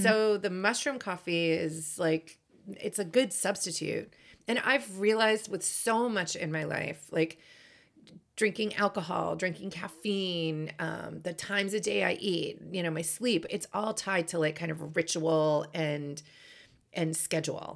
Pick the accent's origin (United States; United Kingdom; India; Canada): United States; Boston, Massachusetts; I am from Boston